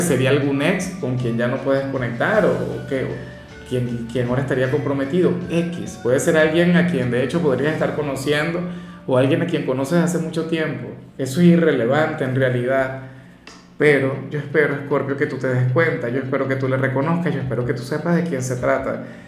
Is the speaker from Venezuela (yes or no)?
yes; Venezuela; Como decimos en mi país